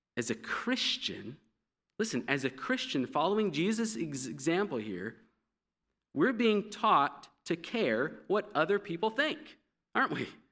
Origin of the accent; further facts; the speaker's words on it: United States; being an American